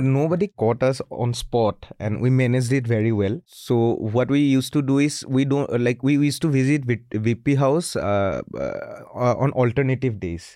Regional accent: Assam, India; accent: Assamese; my accent is Assamese kind of, my Hindi is not that proper.

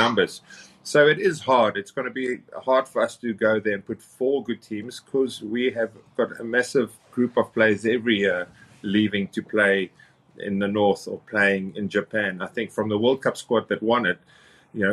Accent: Cape Town, Western Cape, South Africa; down in Cape Town, where I'm from

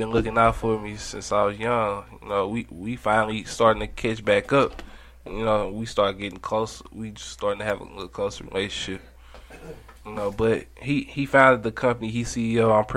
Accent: St. Louis, Missouri, United States; I was born and raised in St. Louis

